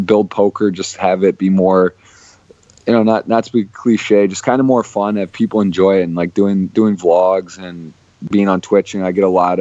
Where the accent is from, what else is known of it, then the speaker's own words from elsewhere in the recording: Ann Arbor, Michigan, United States; I was born and raised in Ann Arbor, Michigan. I was there my whole life until college